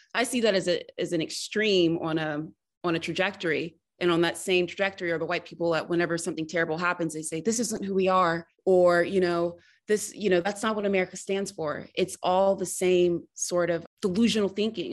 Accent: the South, United States; I always feel when I leave the South, just how Southern I am. And I, I feel like I'm a Southerner first and an American second

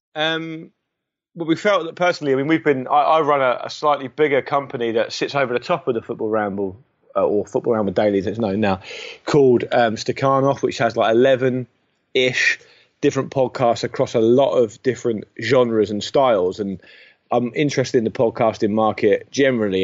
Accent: Portsmouth, South East England, United Kingdom; moved away; I don't pop down to my hometown under cover of darkness

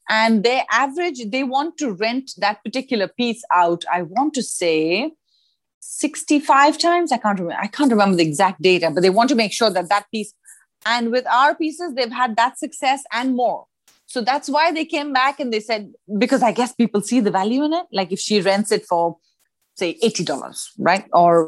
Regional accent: New Delhi, Delhi, India; So it's funny that when we met at school, I came from New Delhi.

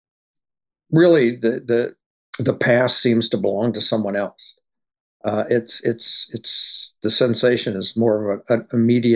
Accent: Louisiana, United States; moved away as an adult; now in Los Angeles, United States; I'm from Louisiana, where I began as a short story writer

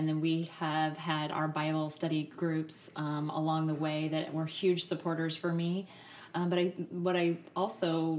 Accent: Arkansas, United States; moved away; also born or lived in Iowa / Nevada / California; I was born in Iowa and lived there till I was 7, and we moved to Arkansas

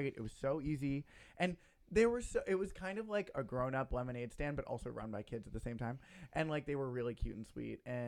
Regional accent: the South, United States; I'm an inbred from the South

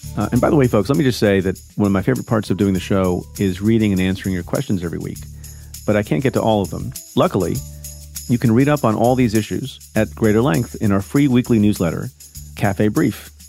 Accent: New Jersey, United States; also born or lived in India; My family's, uh, family of immigrants from India. and we grew up in New Jersey

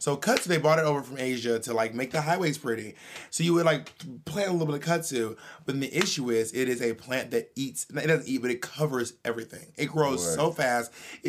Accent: Georgia, United States; I'm from Georgia, so it's not weird for me to know that most of the trees in Georgia are evergreen trees.

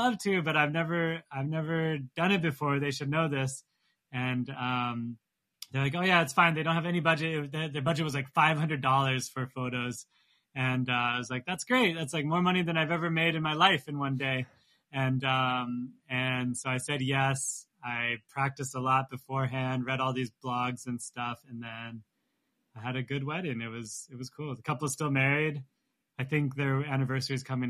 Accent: Santa Barbara, California, United States; now in New York, United States; I'm born and raised in Santa Barbara

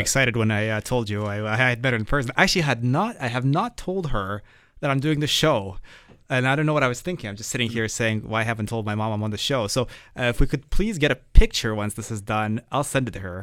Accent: Toronto, Ontario, Canada; growing up in Toronto

